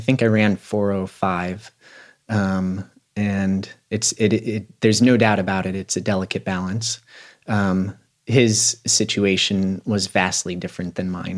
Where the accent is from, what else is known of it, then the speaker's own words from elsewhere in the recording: Aspen, Colorado, United States; a person that was born and raised in Aspen